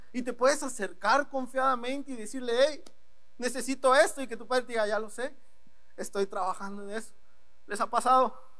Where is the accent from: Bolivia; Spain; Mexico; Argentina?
Mexico; Ciudad Victoria, Tamaulipas; moved away as an adult; now in Ensenada, Mexico; soy de Ciudad Victoria, Tamaulipas, llevo más o menos como un año, un mes, aquí en Ensenada